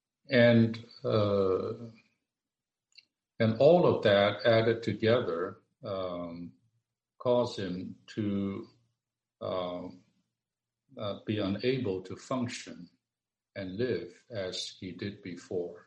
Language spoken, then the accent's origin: English; Hong Kong; We're both from Hong Kong